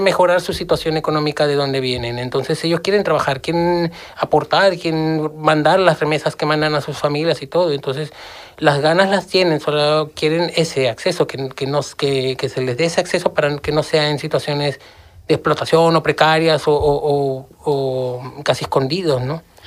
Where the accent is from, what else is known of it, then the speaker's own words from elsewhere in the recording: Lima, Peru; moved away as an adult; now in Seville, Spain; viniendo de, de donde vengo, yo soy de Lima